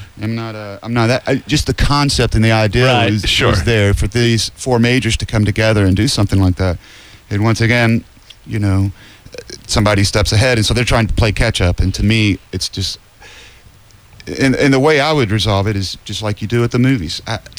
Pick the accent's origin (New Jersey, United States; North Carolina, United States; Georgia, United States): Georgia, United States; We're from Georgia.